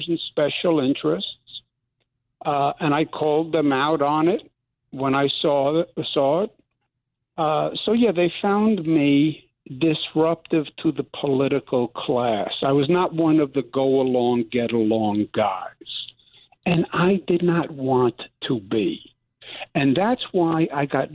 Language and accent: English; New York City, New York, United States; I'm from New York. We don't have fuzzy in New York